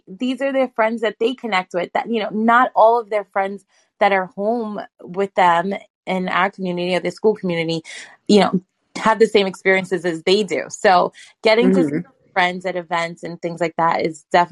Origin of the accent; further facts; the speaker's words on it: New York City, New York, United States; I am a New Yorker, like a native New Yorker, I was born in Brooklyn